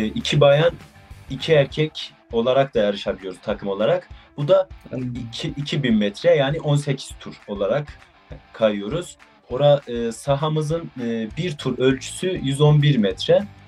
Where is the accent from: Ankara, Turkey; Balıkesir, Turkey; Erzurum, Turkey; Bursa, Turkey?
Erzurum, Turkey; 19 yaşındayım. E, Erzurumluyum.